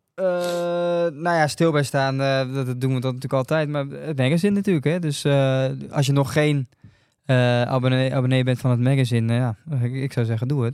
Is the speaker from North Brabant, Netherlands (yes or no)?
no; Rotterdam, South Holland, Netherlands; als Rotterdammer